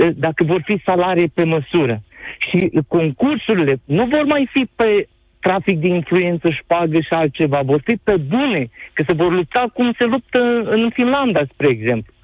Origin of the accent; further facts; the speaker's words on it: Onești, Bacău County, Romania; sunt din Onești, Bacău